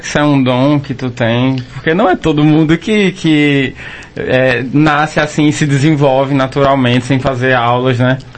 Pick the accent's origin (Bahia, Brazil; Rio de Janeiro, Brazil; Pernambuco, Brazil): Pernambuco, Brazil; Toritama; Eu sou de Toritama